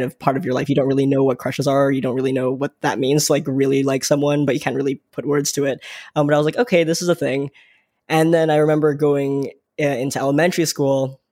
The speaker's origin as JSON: {"language": "English", "town": "Vaughan", "region": "Ontario", "country": "Canada", "tie": "born or raised there", "said": "I grew up in the greater Toronto area. I grew up in Vaughan, and even deeper into that, Woodbridge"}